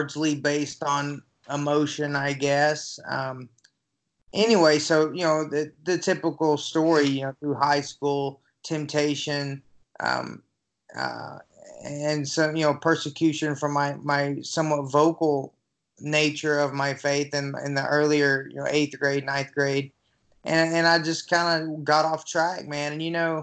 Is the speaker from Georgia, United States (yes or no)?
yes; Newnan, Georgia, United States; I'm originally from a little town outside of Atlanta, Georgia, called Noonan